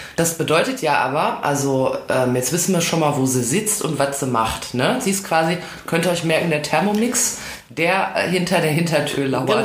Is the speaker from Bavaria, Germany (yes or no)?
no; Ruhr area, North Rhine-Westphalia, Germany; Ich komme ja aus dem Ruhrgebiet